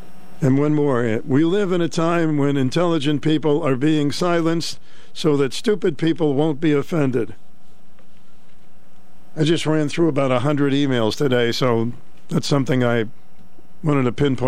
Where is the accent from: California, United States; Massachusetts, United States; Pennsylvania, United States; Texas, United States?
Massachusetts, United States; Boston; accent: Boston; I'll just pick up my Boston accent again. I got rid of it.